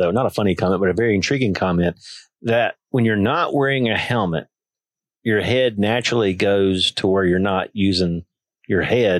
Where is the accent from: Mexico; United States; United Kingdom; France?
United States; Tuscaloosa, Alabama; everybody knows I grew up in Tuscaloosa. That's where I was born.